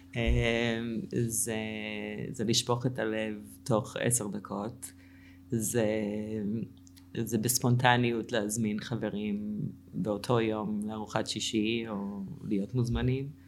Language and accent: Hebrew; Cleveland, Ohio, United States; Hebrew is a second language; moved away as an adult; also born or lived in Israel; now in Tzur Yitzhak, Israel; גדלתי בקליבנד אוהיו